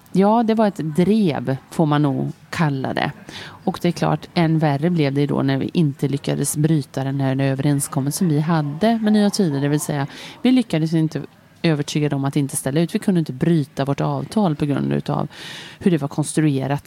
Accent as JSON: {"language": "Swedish", "town": "Lidköping", "region": "Västra Götaland", "country": "Sweden", "tie": "born or raised there", "also_born_or_lived": "Switzerland / Stockholm", "moved": "as an adult", "said": "Jag är född och uppväxt i Lidköping, men jag hade bott därifrån i många år."}